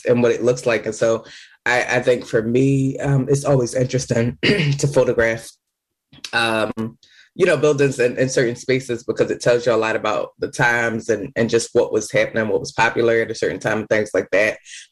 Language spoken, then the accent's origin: English; Philadelphia, Pennsylvania, United States; also born or lived in Germantown, Philadelphia / New York City; I grew up in Nicetown originally, and then we moved into Germantown a little bit.